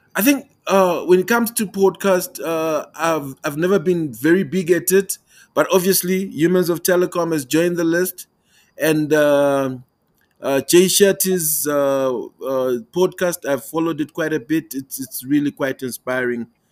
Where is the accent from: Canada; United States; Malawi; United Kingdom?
Malawi; now in Pretoria, South Africa; I'm joining you from the beautiful country of South Africa, but I'm originally from Malawi.